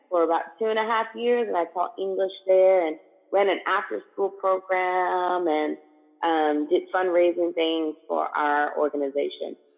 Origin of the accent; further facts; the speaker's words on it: Indianapolis, Indiana, United States; moved away as an adult; also born or lived in Thailand / Malaysia; now in Cape Town, South Africa; I am originally from Indianapolis, Indiana, and currently I live in Cape Town, South Africa